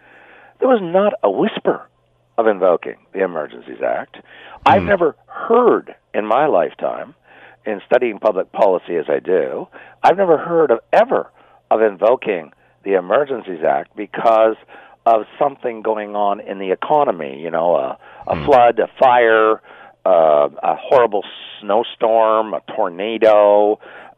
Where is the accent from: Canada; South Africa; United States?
Canada; Ottawa, Ontario; I've lived in Ottawa all my life.